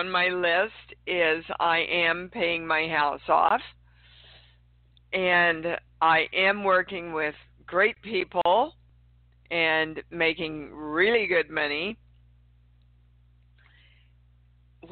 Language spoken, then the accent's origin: English; Kansas City, Kansas, United States; moved away; Kansas City, Kansas is my hometown